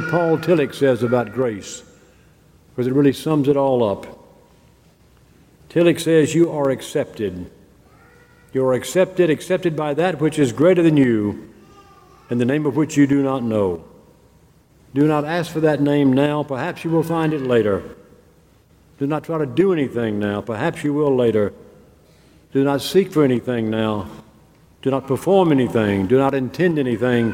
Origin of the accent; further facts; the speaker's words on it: Mississippi, United States; I grew up in the South, and especially in Mississippi